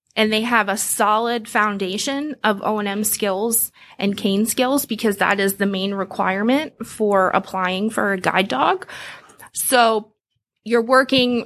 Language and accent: English; just outside of Philadelphia, Pennsylvania, United States; moved away as an adult; also born or lived in rural Union County; now in Union County, United States; I grew up on the East Coast, just outside of Philadelphia in Pennsylvania